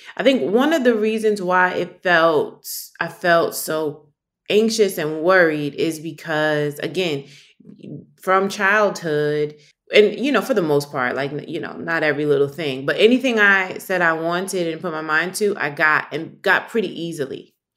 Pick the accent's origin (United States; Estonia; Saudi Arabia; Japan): United States; New York City, New York; growing up in New York and then growing up in the community that I did, community meaning Harlem, where I lived